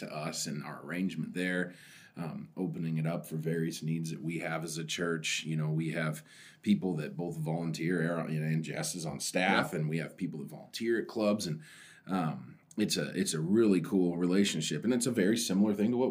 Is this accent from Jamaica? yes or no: no; Oregon, United States; I'm from Oregon